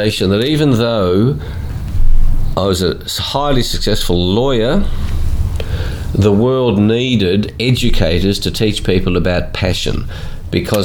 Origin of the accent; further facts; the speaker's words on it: Australia; also born or lived in Melbourne; I was born in Australia